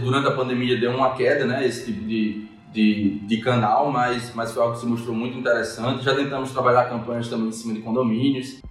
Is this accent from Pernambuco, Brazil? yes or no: no; Mossoró, Rio Grande do Norte, Brazil; sou natural de Mossoró